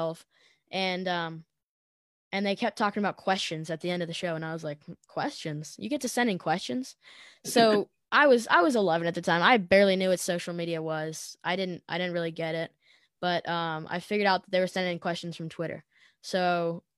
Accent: Tennessee, United States; they knew I was from Tennessee

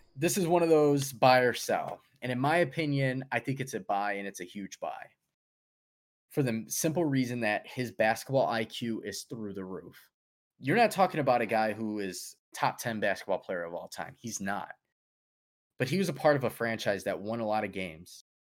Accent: Chicago, Illinois, United States; we're from Chicago.

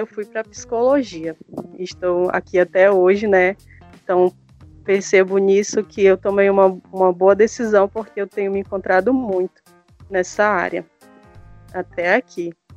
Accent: Boca do Acre, Amazonas, Brazil; sou amazonense

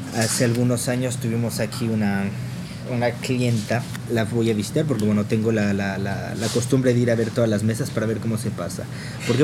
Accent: Toluca, State of Mexico, Mexico; moved away as an adult; also born or lived in Tenango del Valle / Paris region, France; now in France; yo soy de Toluca

